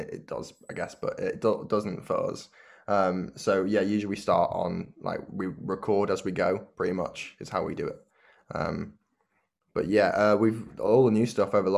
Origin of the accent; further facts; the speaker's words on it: Cheshire, North West England, United Kingdom; now in Bury St Edmunds, United Kingdom; I'm from Cheshire in England